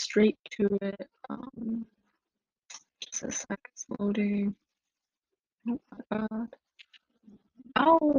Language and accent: English; United States; me being Chinese American